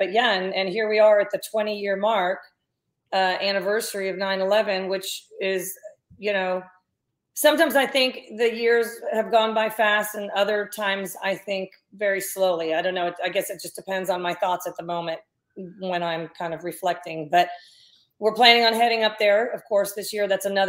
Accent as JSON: {"language": "English", "town": "Columbus", "region": "Ohio", "country": "United States", "tie": "born there", "also_born_or_lived": "New Jersey", "said": "Columbus, that's where Dad was the Buckeye."}